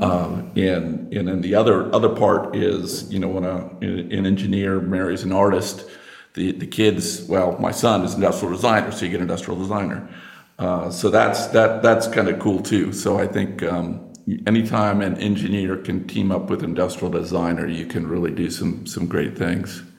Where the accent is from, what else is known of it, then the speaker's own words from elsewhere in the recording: United States; accent: American; also born or lived in Princeton, New Jersey; because you can tell from my accent, I'm, I'm American